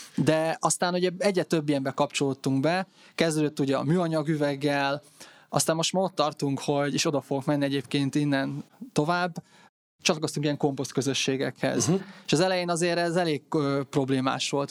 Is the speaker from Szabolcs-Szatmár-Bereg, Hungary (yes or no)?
no; Tokaj-Hegyalja, Borsod-Abaúj-Zemplén, Hungary; én Tokajhegyáról származom